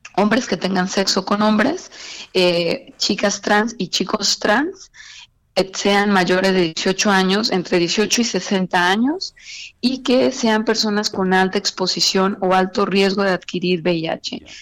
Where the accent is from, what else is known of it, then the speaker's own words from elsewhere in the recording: Mexico; nosotros como mexicanos